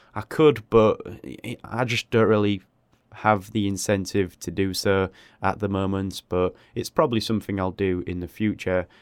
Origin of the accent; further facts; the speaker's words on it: England, United Kingdom; I live in a, a small city in England